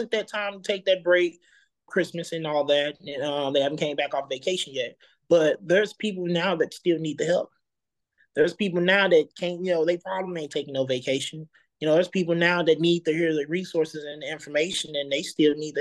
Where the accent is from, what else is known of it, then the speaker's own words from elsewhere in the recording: East St. Louis, Illinois, United States; I was born in East St. Louis